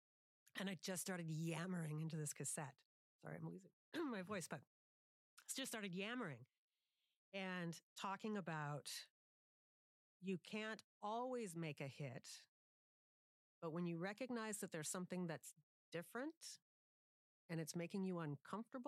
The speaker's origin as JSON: {"language": "English", "town": "Seattle", "region": "Washington", "country": "United States", "tie": "born or raised there", "said": "Growing up in Seattle"}